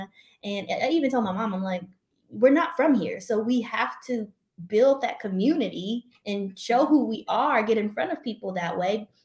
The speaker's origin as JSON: {"language": "English", "town": "Louisville", "region": "Kentucky", "country": "United States", "also_born_or_lived": "Jacksonville, Florida", "moved": "as an adult", "lives_now": "Phoenix, United States", "said": "I am originally from Louisville, Kentucky"}